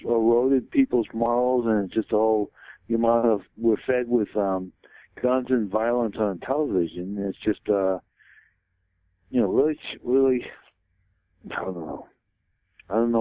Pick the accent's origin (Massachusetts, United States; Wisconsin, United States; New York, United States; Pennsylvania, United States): Massachusetts, United States; Boston; I grew up in Boston